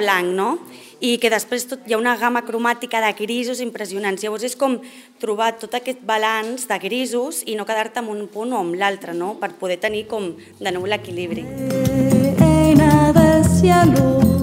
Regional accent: Sitges, Catalonia, Spain; also born or lived in South America / Mexico

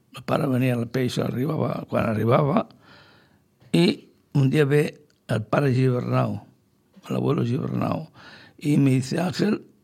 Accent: Sitges, Catalonia, Spain; soc fill de Sitges, i porto sitges al cor

